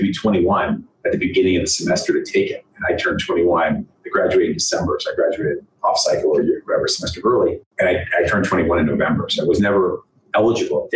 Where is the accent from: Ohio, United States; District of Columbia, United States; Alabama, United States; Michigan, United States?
District of Columbia, United States; Washington; I grew up in the Washington, D.C. area